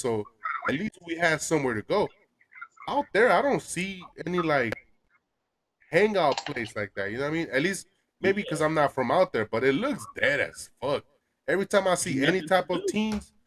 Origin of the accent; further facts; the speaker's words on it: Los Angeles, California, United States; moved away; I grew up in Boyle Heights, which is the east side of L.A